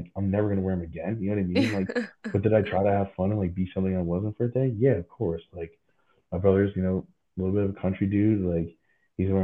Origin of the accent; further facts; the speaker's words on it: Wrentham, Massachusetts, United States; moved away as an adult; also born or lived in Philadelphia; growing up in New England